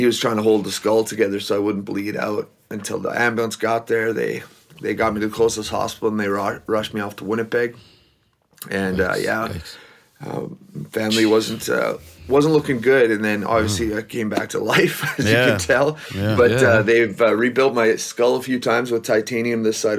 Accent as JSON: {"language": "English", "country": "Belize", "also_born_or_lived": "Mexico", "moved": "yes", "lives_now": "Manitoba, Canada", "said": "My dad, he's from Belize, which is south of Mexico, but they wanted us to learn English. So we went from the tropics of Belize to the tropics of Manitoba."}